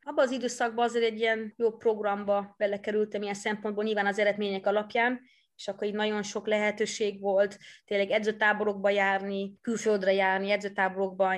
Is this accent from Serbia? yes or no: no; Netherlands; first language Dutch; Hungarian is a second language; now in Hungary; eredetileg Hollandiába származom, ott születtem is, ott nőttem is föl